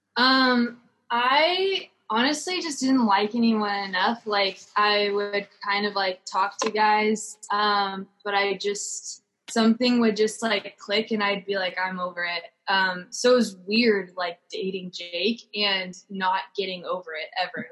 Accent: Orange County, California, United States; also born or lived in Oregon; I'm from Orange County, California

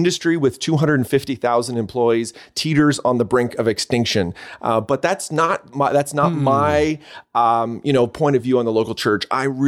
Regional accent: Canada; accent: Canadian; When I'm down there, people, they hear my Canadian accent. And then when I'm up here, they hear that they say I sound American.

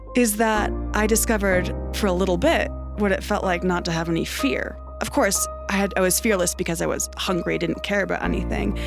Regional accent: Ithaca, New York, United States; moved away as an adult; also born or lived in Prescott, Arizona; now in Phoenix, United States; I was born and raised in Ithaca, New York

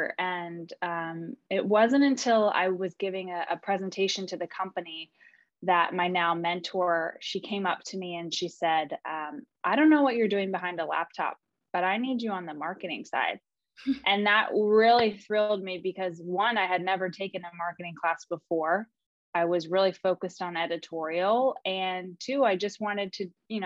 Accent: East Coast, United States; I grew up on the East Coast.

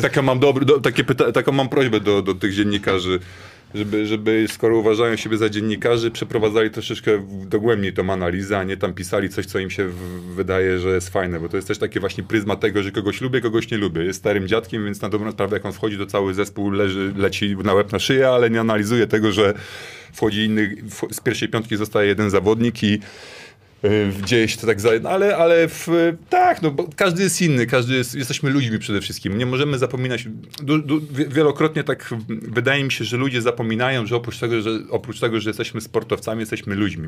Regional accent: Gdynia, Pomeranian Voivodeship, Poland; Ja wróciłem do, do, do domu, do Gdyni, bo tak na dobrą sprawę zawsze byłem łączony z tym Sopotem. Nie wiem dlaczego, że zawsze Sopot, tylko Sopot i ten, ja wcale nie, ja jestem Gdynianin

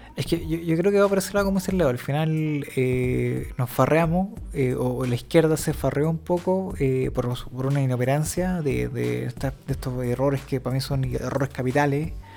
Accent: Chile

